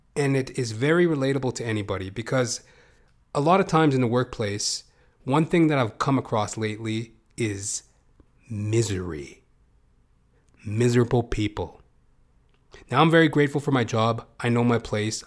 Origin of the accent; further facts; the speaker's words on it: Canada; as a Canadian